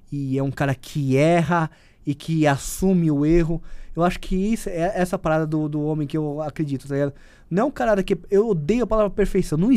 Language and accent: Portuguese; São Paulo, Brazil; Eu não sou, não, não, não tenho cara de nordestino, sou paulista, mas a minha alma, é, ela é, é, é, do Nordeste